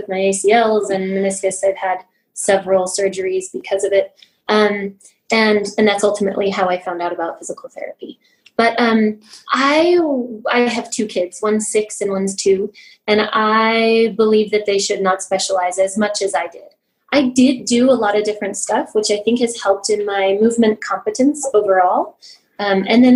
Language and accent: English; Los Alamos, New Mexico, United States; moved away as an adult; now in Albuquerque, United States; I grew up in Los Alamos, New Mexico, and moved back to Albuquerque for physical therapy school